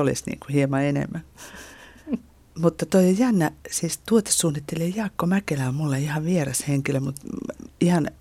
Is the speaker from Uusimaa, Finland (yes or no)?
yes; Lohja, Uusimaa, Finland; Lohjalta, josta mä olen kotoisin